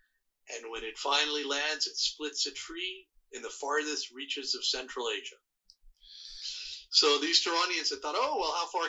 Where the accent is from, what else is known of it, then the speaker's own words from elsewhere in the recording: Iran; also born or lived in Canada; now in United States; I'm Canadian. I was born in Iran, but I'm also a Canadian citizen, and I live here as a permanent resident.